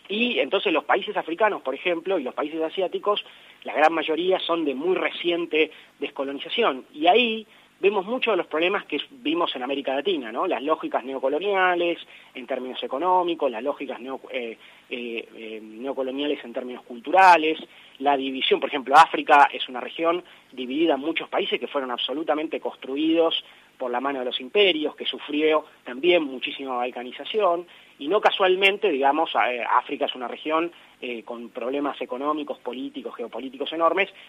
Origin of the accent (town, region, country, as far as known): Argentina